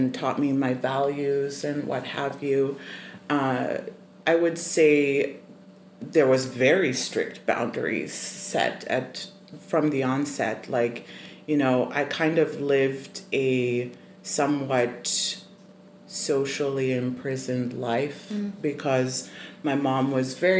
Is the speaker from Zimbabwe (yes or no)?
yes; Zimbabwe; I was born and raised in Zimbabwe